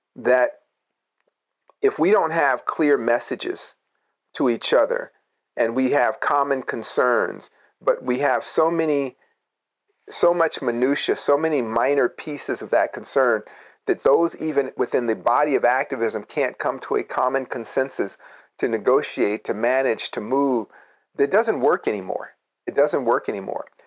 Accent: Berkeley, California, United States; growing up in Berkeley

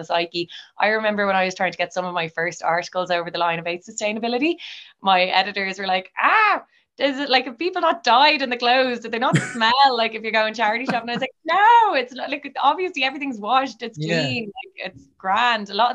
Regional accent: Bray, Leinster, Ireland; I'm from Bray

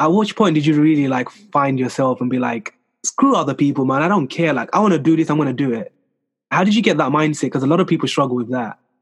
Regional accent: France; accent: French; my French accent

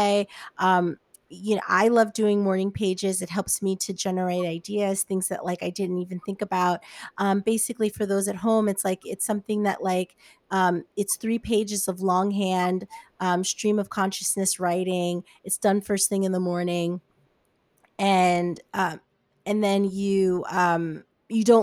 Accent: New York, United States; moved away as an adult; now in Los Angeles, United States; I'm from New York. I've been here for 2 years

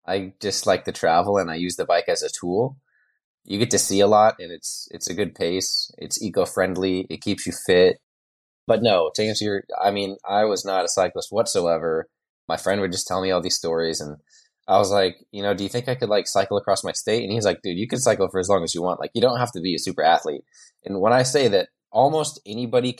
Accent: Spokane, Washington, United States; I'm from Spokane, Washington, which is on the eastern side of the state

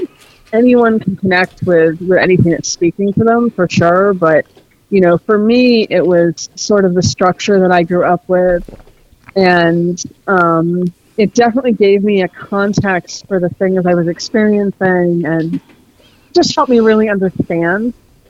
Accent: Maine, United States; I live in the Northeast USA. I was born in Maine originally, so I grew up there. It's this interesting place to grow up.

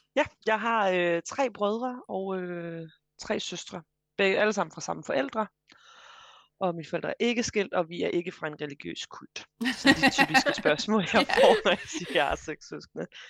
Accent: Vejle, Southern Denmark, Denmark; moved away as an adult; also born or lived in Frederiksberg, Copenhagen; now in Copenhagen, Denmark; jeg er øh, fra Vejle i ja. Kære Jylland, men jeg bor nu på Frederiksberg i København

